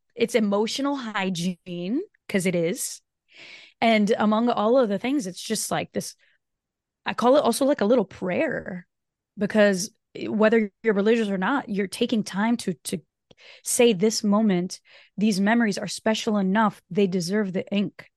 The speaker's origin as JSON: {"language": "English", "country": "Brazil", "tie": "born or raised there", "first_language": "Portuguese", "second_language": "English", "moved": "yes", "said": "Portuguese is actually my native tongue. So I was born in, in Brazil"}